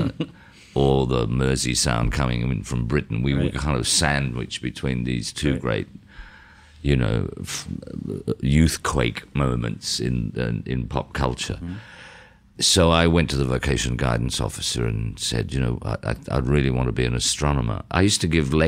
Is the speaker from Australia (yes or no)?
yes; Toowoomba, Queensland, Australia; growing up in Toowoomba